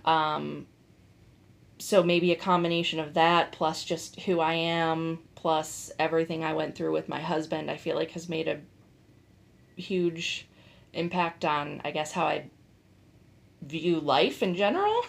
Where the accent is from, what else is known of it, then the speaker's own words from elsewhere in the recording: Bath, Ohio, United States; I am originally from here, from Northeast Ohio. I grew up in Bath